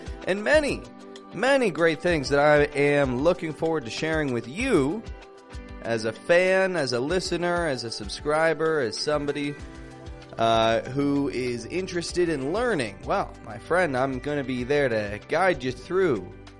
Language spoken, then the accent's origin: English; Toronto, Ontario, Canada; Now, first off, I start most episodes saying I'm from Toronto. I introduce myself to most of my students saying I'm from Toronto.